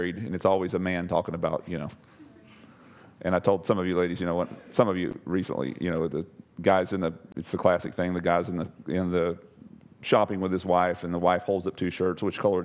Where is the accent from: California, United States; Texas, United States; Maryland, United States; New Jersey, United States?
Texas, United States; I'm a whitetail hunter. I'm from Texas.